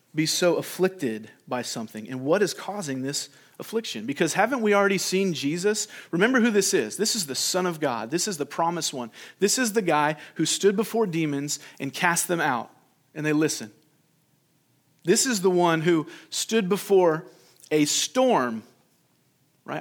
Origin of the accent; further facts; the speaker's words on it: California, United States; when I was a kid growing up in California